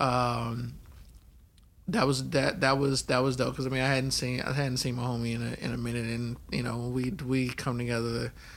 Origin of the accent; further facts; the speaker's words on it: Oakland, California, United States; also born or lived in Baton Rouge, Louisiana / New Orleans, Louisiana; I was born in Baton Rouge, but yeah, I grew up in Oakland, California.